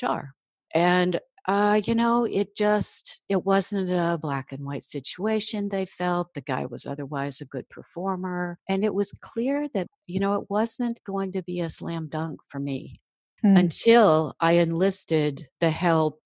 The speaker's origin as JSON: {"language": "English", "region": "Midwest", "country": "United States", "said": "I'm from the Midwest"}